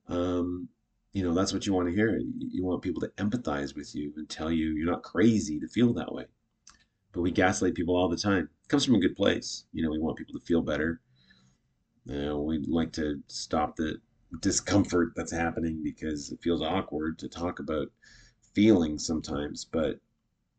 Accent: Canada; I'm Canadian.

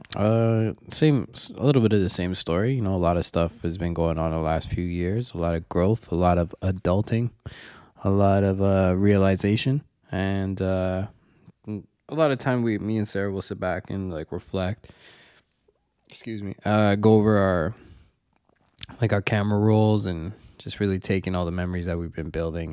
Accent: Toronto, Ontario, Canada; born and raised in Toronto. I was, uh, born in North York, and then, uh, most of my formative years were, took place in Scarborough, Markham and Eglinton

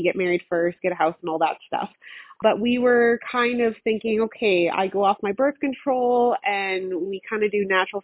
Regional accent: Newfoundland and Labrador, Canada; moved away as an adult; now in Saskatchewan, Canada; I'm originally from Newfoundland. So my mother, she was born and raised in Newfoundland

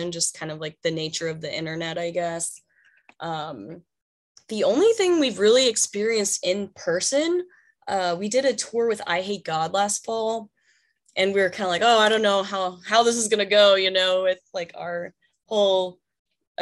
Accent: Dallas, Texas, United States; I grew up in Dallas.

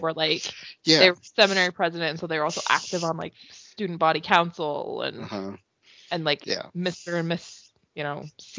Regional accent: Cardston, Alberta, Canada; I grew up in Cardston, if anybody who knows what that is. It's like the Salt Lake on a tiny scale of Canada, basically.

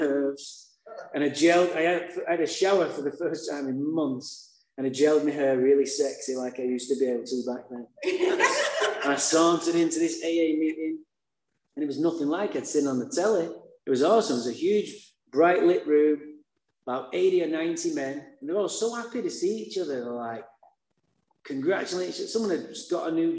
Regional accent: Manchester, North West England, United Kingdom; now in Santa Barbara, United States; I was born in Manchester, England. That's why I have a funny accent.

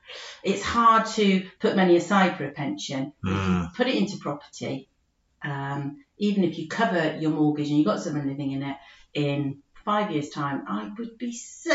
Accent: United Kingdom; We're very British and think if we own our own house, we've really achieved something, don't we?

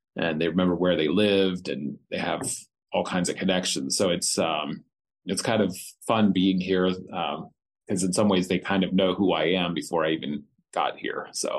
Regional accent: East Berlin, Pennsylvania, United States; also born or lived in Hanover, Pennsylvania; I was born here in Hanover, where I live now. I grew up in East Berlin and went to Bermudian Springs School.

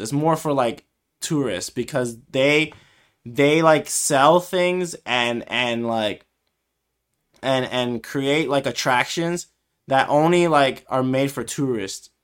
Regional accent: United States; I'm from America, like, we're from the U S

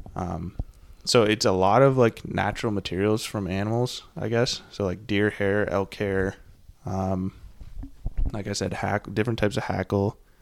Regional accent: Burlington, Vermont, United States; also born or lived in Bozeman, Montana; now in Portland, United States; I'm from Vermont, and then I moved to Montana

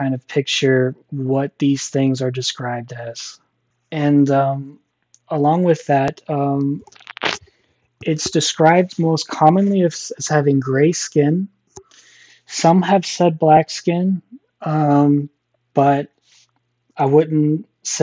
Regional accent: Missouri, United States; I'm from Missouri

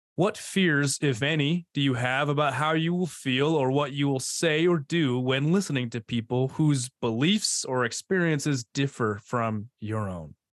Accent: D.C., District of Columbia area, United States; moved away; also born or lived in Provo, Utah; I grew up outside of Washington, D C

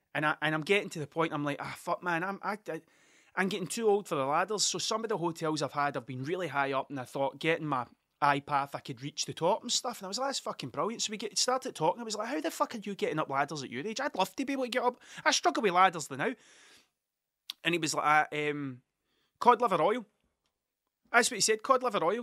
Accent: Ayrshire, Scotland, United Kingdom; I'm from Ayrshire. I'm a, I'm a coun-, I'm a country bumpkin through and through. I am one hundred percent Ayrshire.

